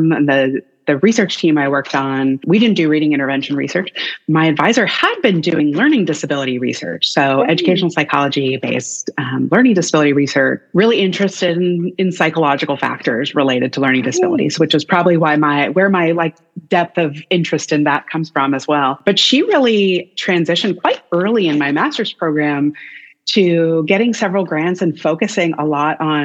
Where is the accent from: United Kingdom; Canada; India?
Canada; moved away as an adult; also born or lived in Nashville, Tennessee, United States; now in Austin, United States; as a Canadian